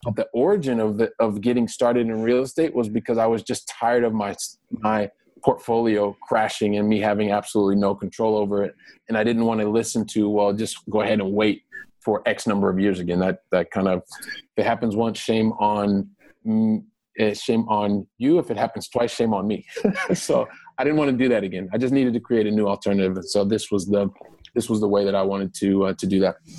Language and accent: English; Columbus, Ohio, United States; moved away; I'm a guy from Columbus, Ohio, from the from the Midwest